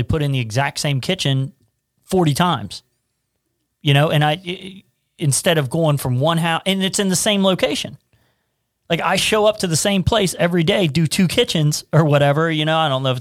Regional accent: Cincinnati, Ohio, United States; I'm from Price Hill and, it's just no normal people want to live in Price Hill. Right. But it's a neighborhood I know

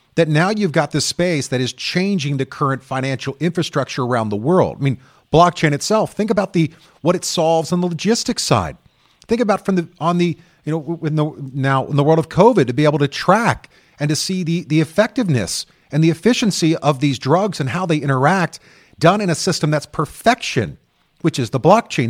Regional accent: United States; I'm American

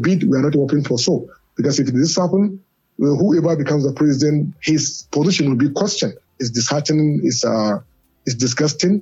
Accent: Kano, Kano State, Nigeria; I come from Kano. Mm-hmm. I live in Kano, and I was brought up in Kano

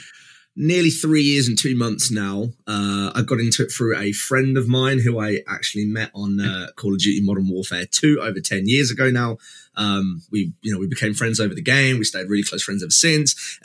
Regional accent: East Midlands, United Kingdom; I am from the East Midlands in the UK.

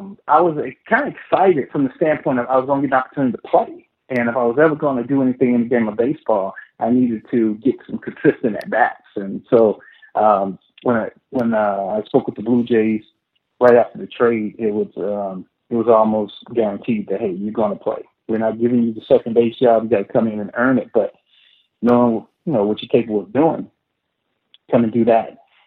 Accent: Midwest, United States; I hadn't played a whole lot of baseball because I grew up in the Midwest.

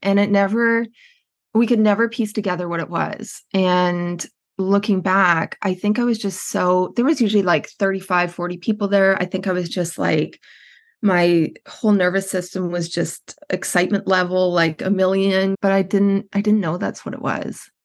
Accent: Edmonton, Alberta, Canada; moved away as an adult; also born or lived in British Columbia; I'm Canadian, I grew up in Edmonton, Alberta, in Canada

